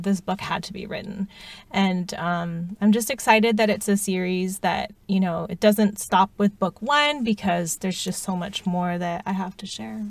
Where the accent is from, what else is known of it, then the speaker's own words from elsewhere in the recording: United States; being Asian American